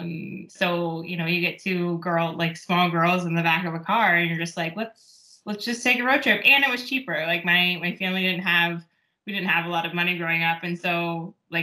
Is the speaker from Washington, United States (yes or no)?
yes; Seattle, Washington, United States; I'm a West Coaster, been mm-hmm. my whole life. Like I grew up in the Seattle area